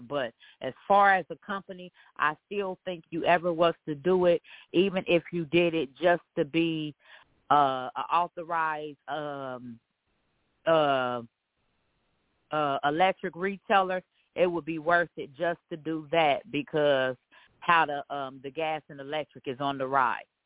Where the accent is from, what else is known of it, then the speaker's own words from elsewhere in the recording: Dayton, Ohio, United States; I'm from Dayton, Ohio